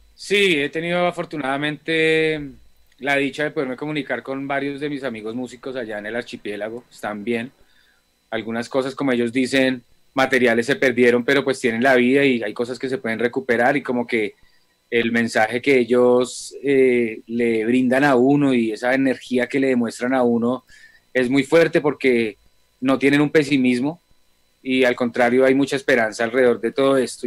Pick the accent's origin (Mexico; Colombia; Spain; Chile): Colombia